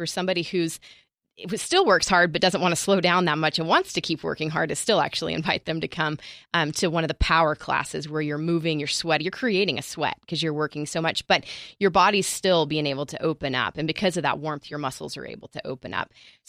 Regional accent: Nashville, Tennessee, United States; moved away; So I come from Nashville. I moved out here from Nashville

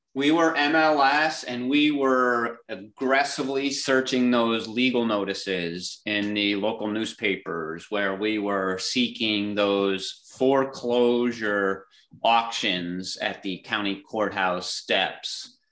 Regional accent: Clifton Park, New York, United States; growing up in Clifton Park, about 10 minutes down the road

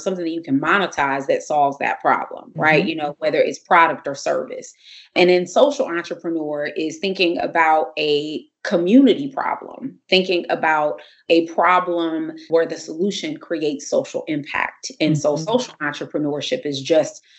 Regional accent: Compton, California, United States; also born or lived in Crenshaw District, Los Angeles / Washington, D.C.; I am a Comptonian. I'm from Compton, California, and grew up out here, South Bay area in Compton.

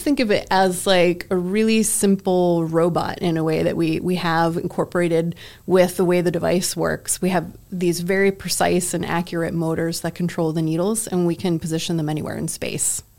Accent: Massachusetts, United States; I grew up in Massachusetts

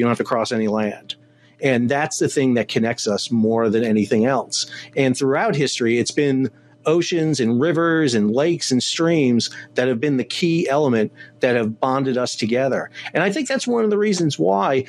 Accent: New York, United States; now in North Carolina, United States; I'm from New York. Originally

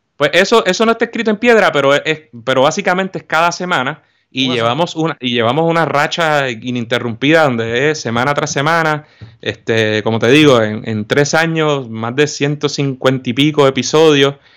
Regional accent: Puerto Rico; somos puertorriqueños

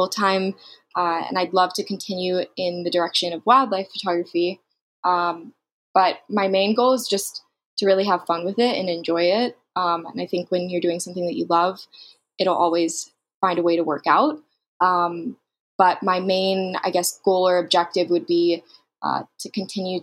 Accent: Fort Lauderdale, Florida, United States; moved away as an adult; now in Jackson Hole, United States; I'm originally from South Florida outside of Fort Lauderdale

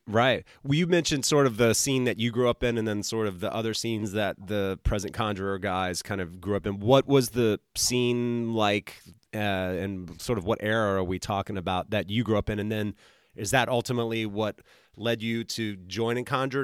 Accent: the South, United States; also born or lived in Utah; now in Georgia, United States; I grew up in the South

